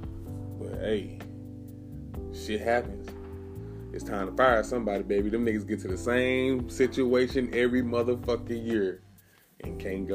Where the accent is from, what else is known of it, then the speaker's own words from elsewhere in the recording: St. Louis, Missouri, United States; moved away; go to St. Louis, see my family. It's my hometown.